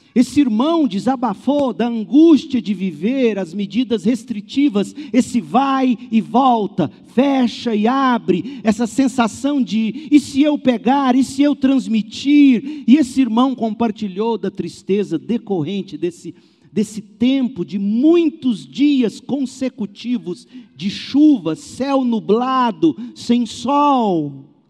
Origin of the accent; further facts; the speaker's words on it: Brazil; nós brasileiros